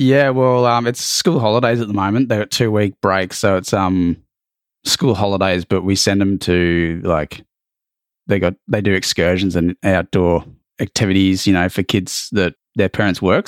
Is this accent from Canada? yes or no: no; Australia; accent: thick Australian; born and bred there, uh, or here